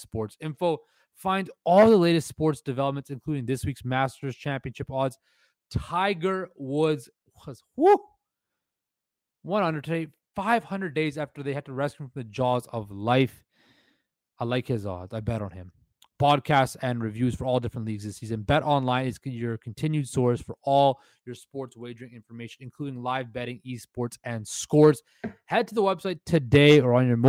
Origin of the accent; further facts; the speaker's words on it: Surrey, British Columbia, Canada; moved away as an adult; also born or lived in Vancouver; now in Toronto, Canada; born and raised in Surrey, British Columbia. Vancouver is my home. Lived there for 25 years of my life. I'm in Toronto right now